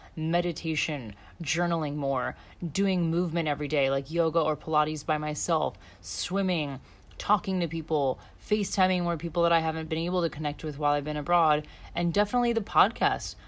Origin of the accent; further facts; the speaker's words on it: United States; moved away as an adult; now in Australia; being an American